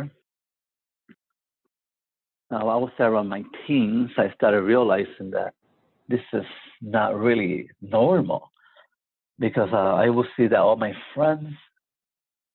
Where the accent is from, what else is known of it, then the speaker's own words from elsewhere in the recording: San Juan, Puerto Rico; I was born in Puerto Rico, in Santurce, Puerto Rico